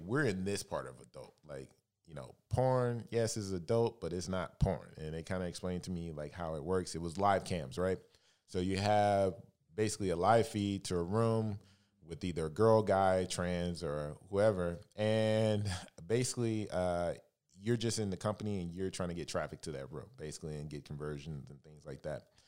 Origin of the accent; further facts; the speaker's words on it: Alabama, United States; moved away as an adult; also born or lived in San Francisco; now in Los Angeles, United States; I'm originally from Alabama, uh, born and raised